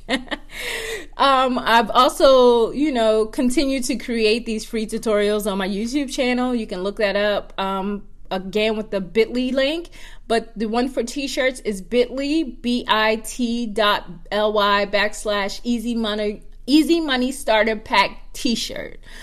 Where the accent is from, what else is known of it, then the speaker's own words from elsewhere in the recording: Georgetown, South Carolina, United States; moved away; I'm from Georgetown, South Carolina